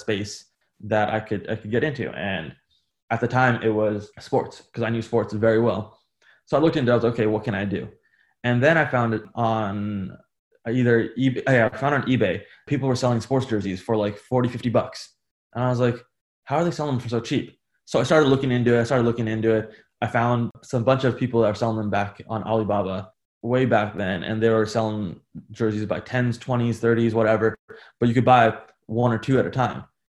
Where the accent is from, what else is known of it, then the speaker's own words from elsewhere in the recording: United States; growing up in America, especially, like my dad came from India